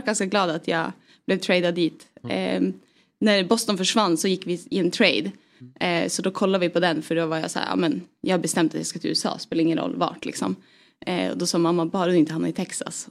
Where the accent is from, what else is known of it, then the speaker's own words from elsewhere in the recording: Piteå, Norrbotten County, Sweden; moved away; jag är uppvuxen i Piteå